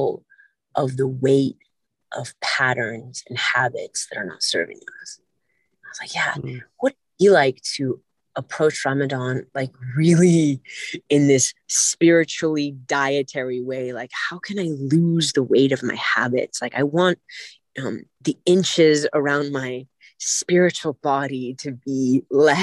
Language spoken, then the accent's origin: English; California, United States; I'm from California